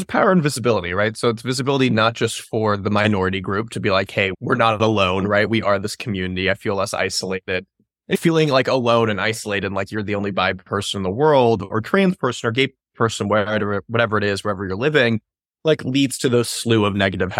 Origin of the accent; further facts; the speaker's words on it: the South, United States; I grew up in the South, my politics, my family.